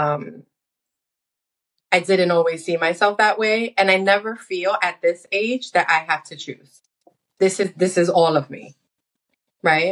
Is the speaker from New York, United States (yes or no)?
yes; New York City, New York, United States; I was born and raised in the United States. and I grew up in the Washington Heights area of Manhattan